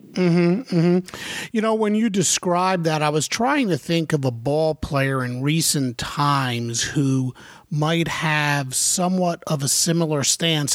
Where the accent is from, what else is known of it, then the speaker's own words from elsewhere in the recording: New York area, United States; I grew up in the New York area, not New Jersey.